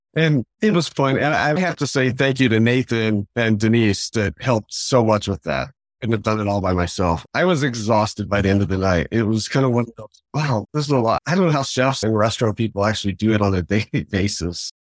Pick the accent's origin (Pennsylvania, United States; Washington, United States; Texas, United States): Texas, United States; Fort Worth; also born or lived in Dallas; I grew up in Fort Worth